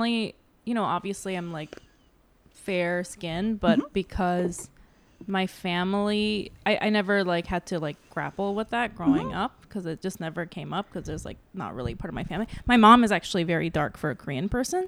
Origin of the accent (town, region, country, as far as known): Northern Mariana Islands; born or raised there